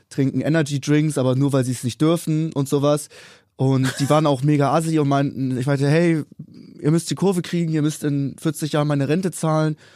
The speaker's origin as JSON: {"language": "German", "region": "Hamburg", "country": "Germany", "said": "Ich komme ja auch aus Hamburg"}